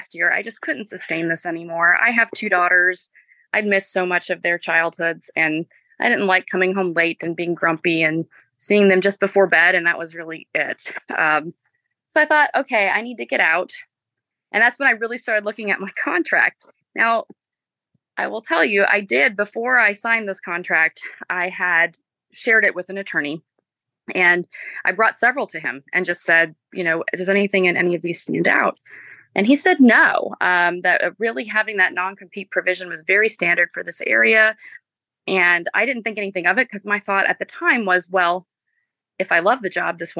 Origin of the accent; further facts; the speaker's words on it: Marietta, Georgia, United States; also born or lived in Spartanburg, South Carolina; I am originally from the Atlanta area, from Marietta.